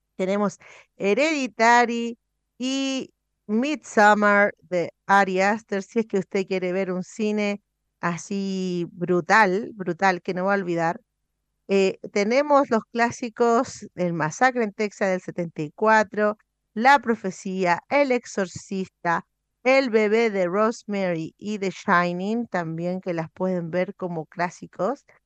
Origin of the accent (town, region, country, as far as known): Chile